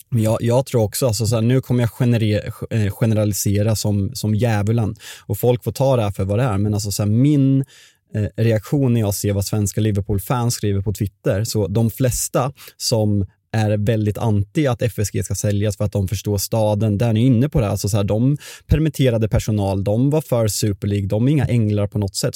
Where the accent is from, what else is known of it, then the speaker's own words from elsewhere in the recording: Sweden; vi är svenskar